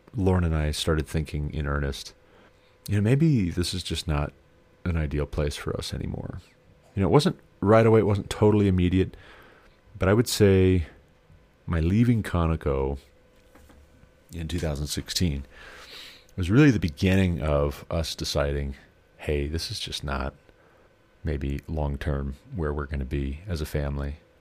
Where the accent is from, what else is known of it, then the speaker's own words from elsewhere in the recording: Montana, United States; moved away; since I moved back to my home state